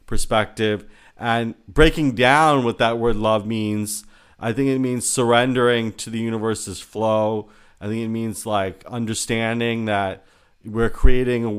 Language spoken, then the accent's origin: English; United States; I'm Indian American, I was born in this country